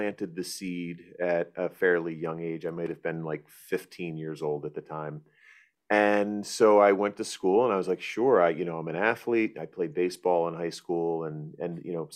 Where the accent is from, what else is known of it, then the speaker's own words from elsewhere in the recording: Florida, United States; I grew up in Florida